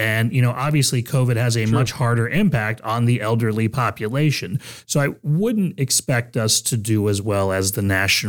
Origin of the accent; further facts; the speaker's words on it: Texas, United States; now in Ohio, United States; But, you know, I come from Texas when I moved up here, and, you know, it's beautiful in Ohio.